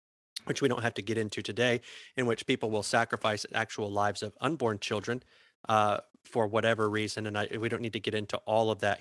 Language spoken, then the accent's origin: English; South Georgia, United States; we're all from South Georgia